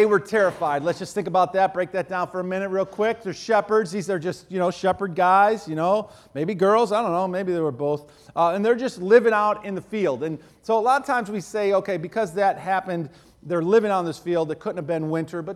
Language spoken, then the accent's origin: English; Buffalo, New York, United States; growing up in Buffalo